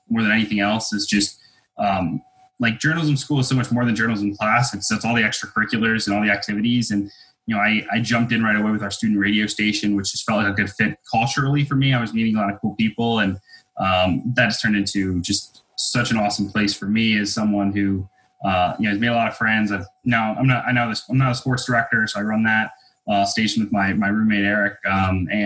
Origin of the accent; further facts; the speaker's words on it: Albany, New York, United States; I grew up and was in the Albany, New York area